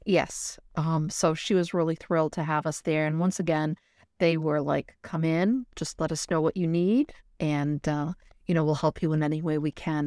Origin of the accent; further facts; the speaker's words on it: New Bedford, Massachusetts, United States; I grew up in New Bedford